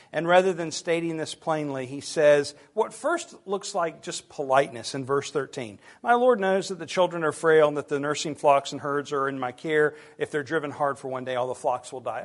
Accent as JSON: {"language": "English", "country": "United States", "said": "us as American Christians"}